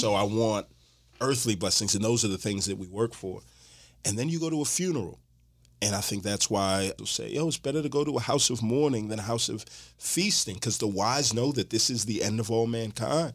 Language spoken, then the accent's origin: English; Houston, Texas, United States; moved away as an adult; now in Atlanta, United States; Born and raised in Houston, Texas, living Atlanta right now.